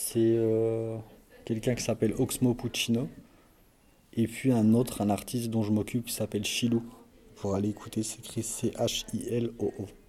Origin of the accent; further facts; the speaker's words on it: Belfort, Bourgogne-Franche-Comté, France; je suis de Belfort.